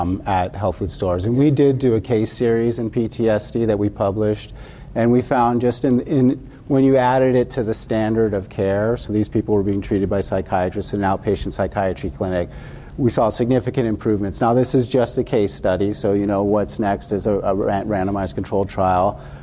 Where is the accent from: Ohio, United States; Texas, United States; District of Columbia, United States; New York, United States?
District of Columbia, United States; Washington; I'm from Washington, D.C., and we have all these panels, these summits on cannabis